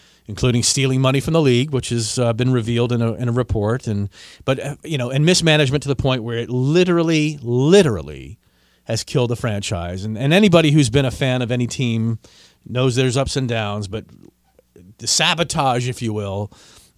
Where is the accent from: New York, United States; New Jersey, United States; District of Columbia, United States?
District of Columbia, United States; Washington; the team of my hometown